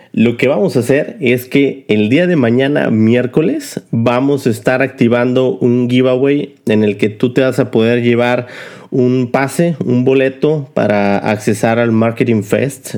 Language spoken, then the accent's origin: Spanish; Mexico; nosotros como mexicanos